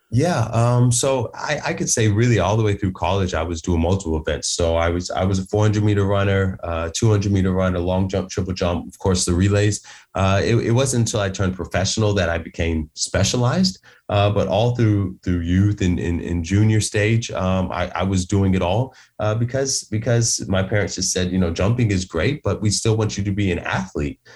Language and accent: English; Atlanta, Georgia, United States; moved away as an adult; now in United Kingdom; I'm from Atlanta, Georgia